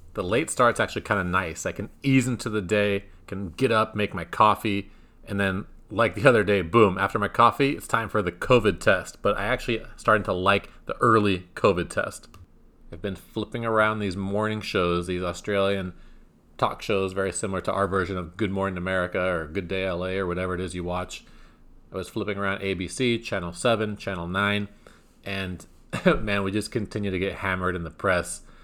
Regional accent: California, United States; my home state

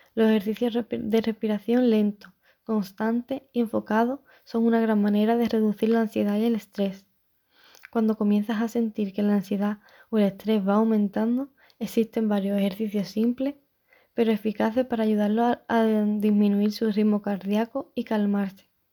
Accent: Chiclana de la Frontera, Andalusia, Spain; soy de Chiclana y tengo 21 años

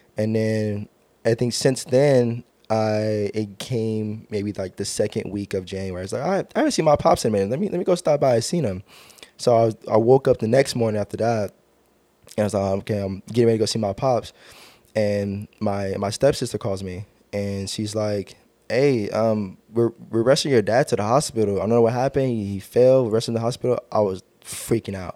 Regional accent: Long Beach, California, United States; Born and raised in Long Beach. I've been in Long Beach all my life

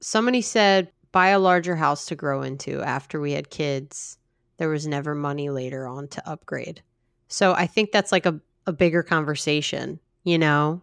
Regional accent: New Jersey, United States; I'm from New Jersey

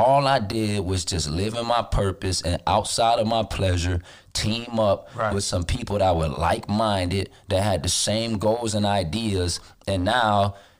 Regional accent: Florida, United States; I live in Florida. I'm from Florida. I haven't really left that much.

